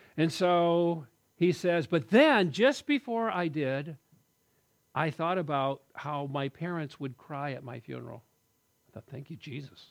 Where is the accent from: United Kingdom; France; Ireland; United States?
United States; I'm an American guy, rugged individualist